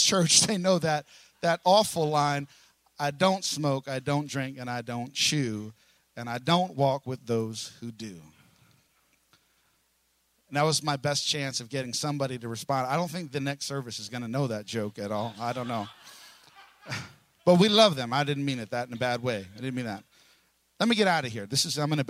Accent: New York City, New York, United States; also born or lived in Brooklyn; now in Oklahoma, United States; I'm from New York. I was born in Staten Island

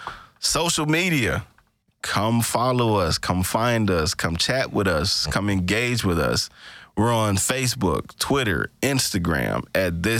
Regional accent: Greenville, Mississippi, United States; my people in Greenville, Mississippi, my hometown

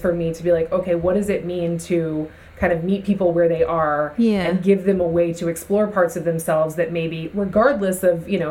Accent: South Carolina, United States; now in Bay Area, California, United States; I'm from South Carolina originally

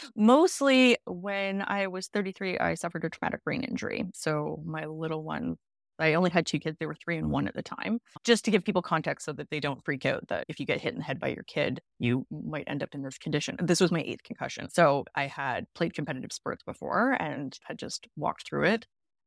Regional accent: Vancouver, British Columbia, Canada; now in Toronto, Canada; I'm from the West Coast. I'm from Vancouver, and I'm currently living in Toronto.

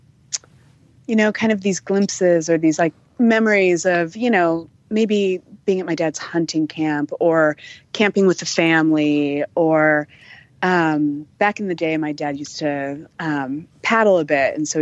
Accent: Montana, United States; also born or lived in California; I grew up in Montana, actually. I was not born in Montana

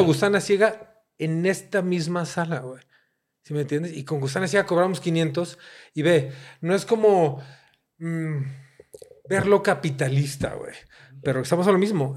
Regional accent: Mexico City, Mexico; me encanta mi ciudad, ¿no? De repente odio Ciudad... Me... Crecí odiando Ciudad de México

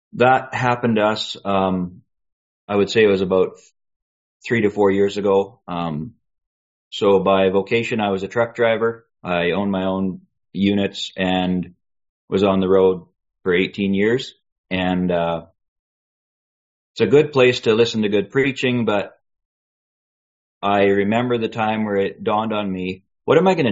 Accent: British Columbia, Canada; also born or lived in Boston; now in Calgary, Canada; I was raised in Dansk in British Columbia, very remote place in British Columbia

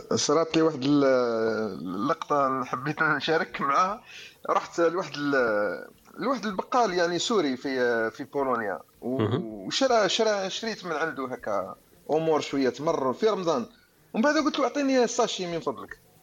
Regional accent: Algeria; now in Poland; انا جزائري اللغه تاعنا الام كما يقول لك اللغه بريمير لونغ في الجزائر هي العربيه

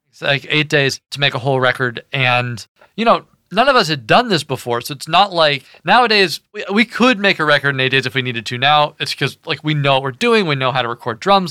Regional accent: Kentucky, United States; moved away as an adult; also born or lived in Washington, D.C.; I was raised in Kentucky

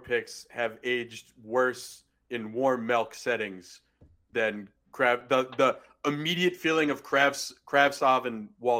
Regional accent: near Bridgeport, Connecticut, United States; I grew up near Bridgeport.

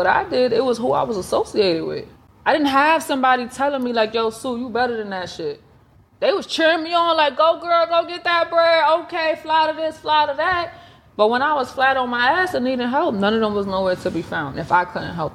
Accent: New York City, New York, United States; moved away as an adult; now in Atlanta, United States; I'm from New York. I'm from the Bronx, New York

